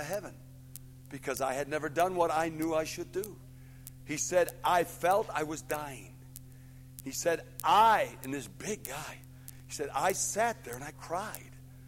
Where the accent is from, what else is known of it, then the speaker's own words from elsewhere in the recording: Buffalo, New York, United States; Now, I came from Buffalo, New York, and I went all the way down to Lexington, Virginia